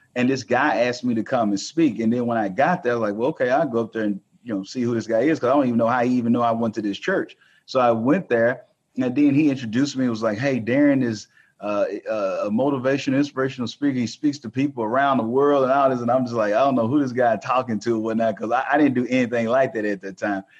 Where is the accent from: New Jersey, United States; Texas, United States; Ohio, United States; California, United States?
Texas, United States; I'm from Texas